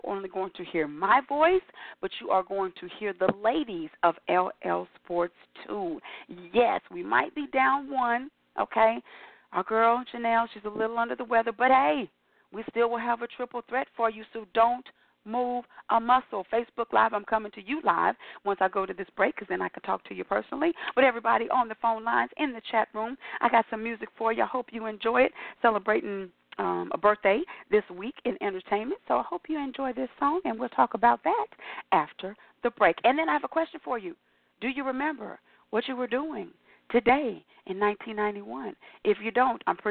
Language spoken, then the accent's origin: English; Kansas City, Missouri, United States; I grew up in Kansas City